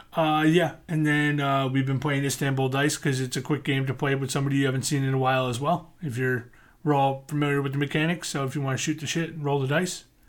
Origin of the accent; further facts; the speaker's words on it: United States; I grew up outside New York City